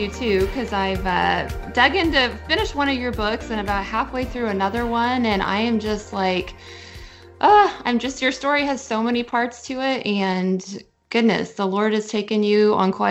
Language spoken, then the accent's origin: English; Kansas City, Missouri, United States; now in Owasso, United States; I Owasso, Oklahoma, but I'm from Kansas City